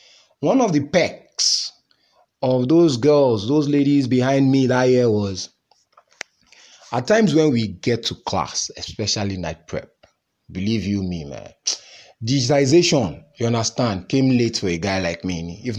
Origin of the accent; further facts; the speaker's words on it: Nigeria; I'm Nigerian now, full-blooded Nigerian.